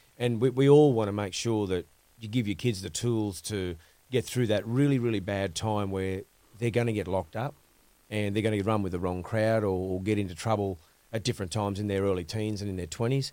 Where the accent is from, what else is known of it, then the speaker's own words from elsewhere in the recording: Grafton, New South Wales, Australia; the education we got when growing up in Grafton